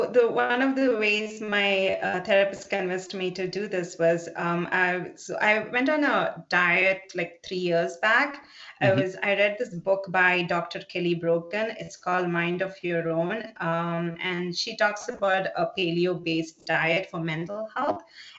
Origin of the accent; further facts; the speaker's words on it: South India, India; I'm originally from South India, so we eat a lot of cooked vegetables.